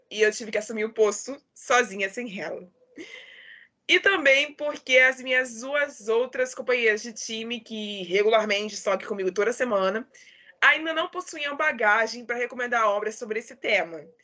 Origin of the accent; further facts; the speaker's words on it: Rio de Janeiro, Brazil; Eu sou do Rio de Janeiro e apresento esse podcast literário há dois anos.